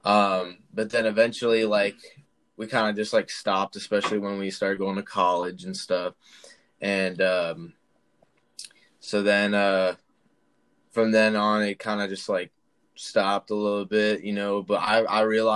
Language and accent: English; Charlotte, North Carolina, United States; I'm from Charlotte, North Carolina